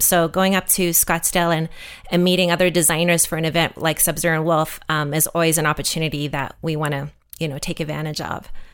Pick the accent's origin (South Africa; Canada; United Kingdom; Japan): South Africa; moved away; I'm actually from South Africa, so growing up in South Africa, there was not a lot of T V. And when I first immigrated